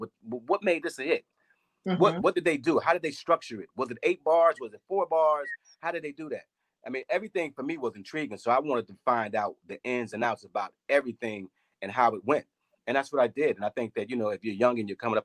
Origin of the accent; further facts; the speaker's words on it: Chicago, Illinois, United States; growing up in Chicago, I mean, it's a beautiful city.